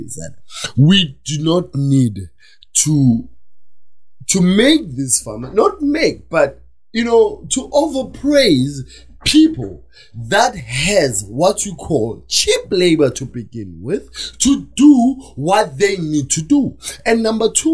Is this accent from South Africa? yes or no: yes; Soweto, Gauteng, South Africa; I was born in Soweto